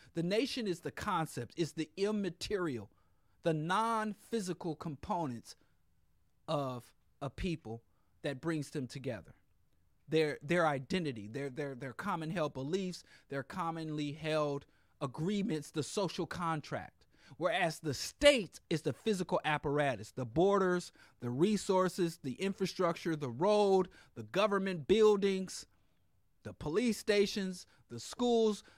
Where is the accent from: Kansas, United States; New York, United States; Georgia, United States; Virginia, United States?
Kansas, United States; I'm from Kansas